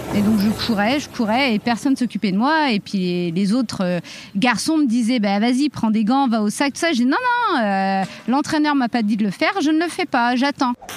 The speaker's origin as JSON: {"language": "French", "town": "Reims", "region": "Grand Est", "country": "France", "tie": "born or raised there", "said": "J'ai grandi à Reims."}